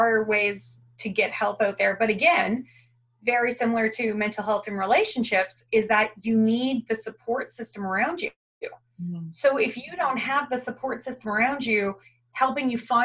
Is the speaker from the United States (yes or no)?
no; Canada; moved away as an adult; now in Australia; I'm originally from Canada